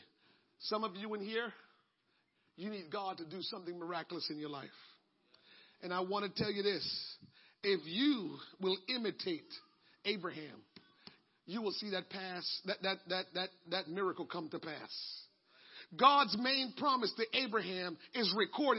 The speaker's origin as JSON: {"language": "English", "country": "Jamaica", "tie": "born or raised there", "moved": "yes", "said": "growing up in Jamaica"}